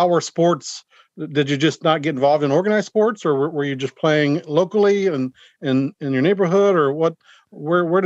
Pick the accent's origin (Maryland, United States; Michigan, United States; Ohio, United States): Maryland, United States; Frederick; my hometown in Frederick, Maryland